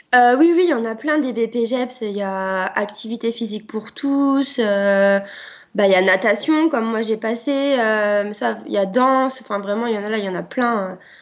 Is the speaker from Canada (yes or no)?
no; Barby, Grand Est, France; je viens des Ardennes, d'une petite euh, ville euh, à côté de Rethel qui s'appelle Barbie, donc dans, la Champagne